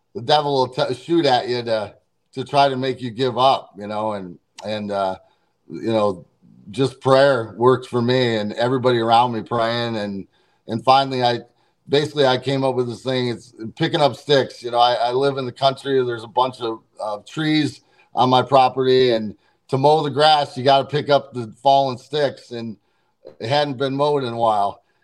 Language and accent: English; St. Louis, Missouri, United States; St. Louis area, my hometown